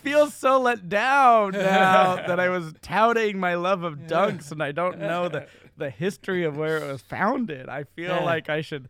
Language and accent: English; Massachusetts, United States; born or raised there